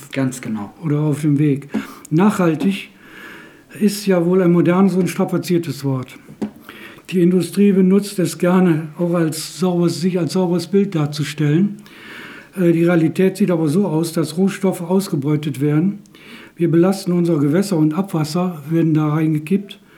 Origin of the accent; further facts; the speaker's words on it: Wermelskirchen, North Rhine-Westphalia, Germany; ich komme aus Wermelskirchen.